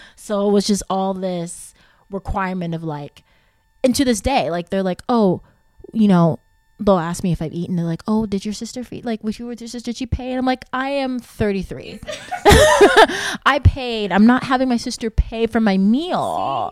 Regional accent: Texas, United States; moved away; I was born in Texas

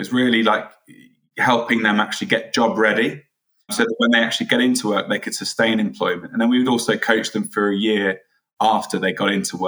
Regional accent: Oxford, South East England, United Kingdom; also born or lived in South London; now in London, United Kingdom; I'm originally from Oxford, now a South Londoner

